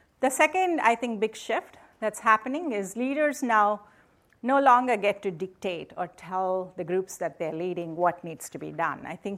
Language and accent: English; India; now in United States; So I grew up in India. So I belong to a community of Americans from India, right? So I've lived here a long time, but and I went to IIT in India